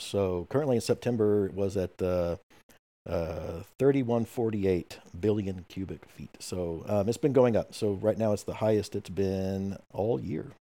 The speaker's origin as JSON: {"language": "English", "region": "Oklahoma", "country": "United States", "said": "I'm from Oklahoma"}